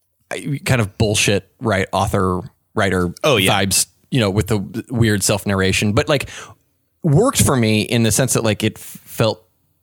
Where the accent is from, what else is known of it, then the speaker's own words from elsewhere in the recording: United States; I'm going to say as an American